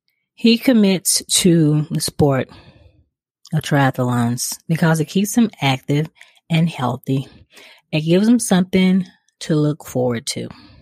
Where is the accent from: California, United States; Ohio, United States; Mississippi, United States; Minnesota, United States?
Mississippi, United States; I'm from Mississippi, and it's a close neighbor.